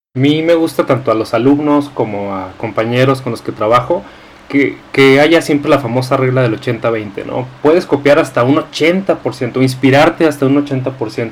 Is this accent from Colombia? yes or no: no; Mexico; nosotros como mexicanos